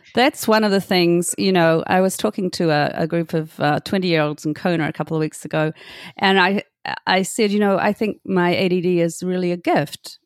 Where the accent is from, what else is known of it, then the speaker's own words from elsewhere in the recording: Hamilton, Waikato, New Zealand; moved away as an adult; I'm from Hamilton